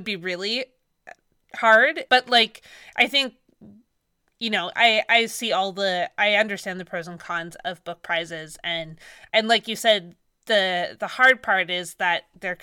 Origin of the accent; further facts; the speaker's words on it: Victoria, British Columbia, Canada; I grew up in Victoria